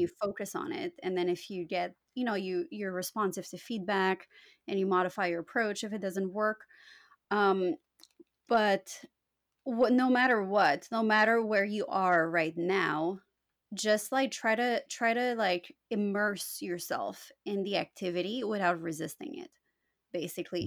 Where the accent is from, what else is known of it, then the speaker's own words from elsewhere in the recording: Canada; first language Romanian; English is a second language; also born or lived in Romania; my parents immigrated to Canada when I was four years old